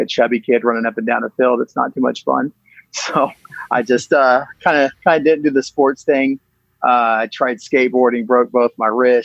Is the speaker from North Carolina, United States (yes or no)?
no; Yukon, Oklahoma, United States; I grew up in Yukon, Oklahoma. It's a little suburb outside of Oklahoma City.